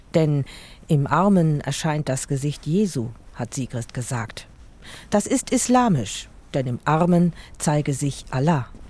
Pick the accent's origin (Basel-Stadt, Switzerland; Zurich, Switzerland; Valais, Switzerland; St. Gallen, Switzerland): Basel-Stadt, Switzerland; Basel; an meinem Heimatort Basel